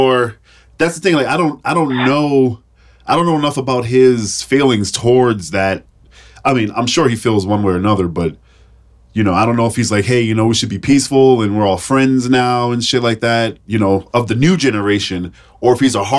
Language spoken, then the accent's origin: English; Chelsea, Massachusetts, United States; I grew up in Chelsea